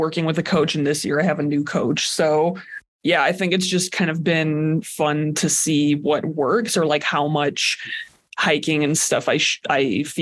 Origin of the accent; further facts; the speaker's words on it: Crown Point, Indiana, United States; moved away as an adult; also born or lived in Portland, Oregon; now in Flagstaff, United States; I'm from Crown Point, Indiana